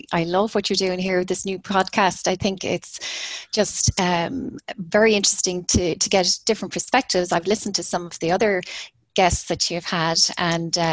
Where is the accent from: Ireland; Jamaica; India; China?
Ireland; Mayo, Connacht; also born or lived in Dublin / Limerick; now in Cork, Ireland; my childhood growing up in Mayo